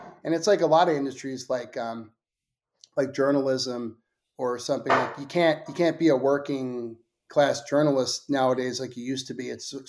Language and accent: English; Northeast, United States; You know, I'm from the Northeast, so I always think about property values in New York or in Boston